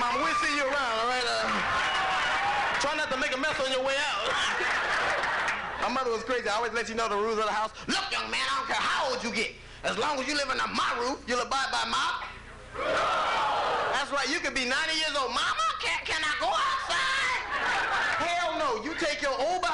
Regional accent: Los Angeles, California, United States; I grew up in Los Angeles in a gang, man.

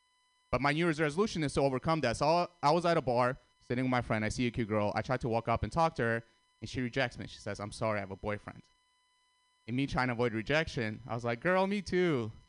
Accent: Russia; also born or lived in Armenia; now in United States; I was born in Armenia, grew up in Russia

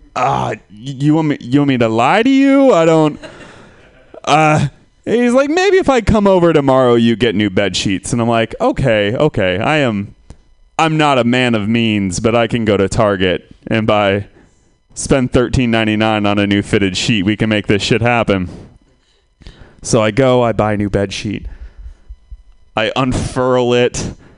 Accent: Santa Rosa, California, United States; I am from Santa Rosa

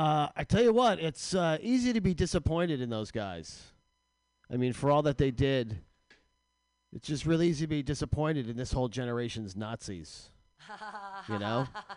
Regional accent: New Jersey, United States; New Jersey.

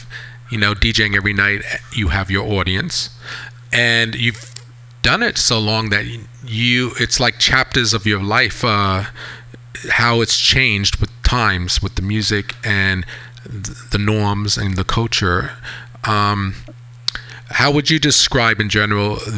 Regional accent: East Hampton, New York, United States; I grew up in East Hampton, so very seasonal

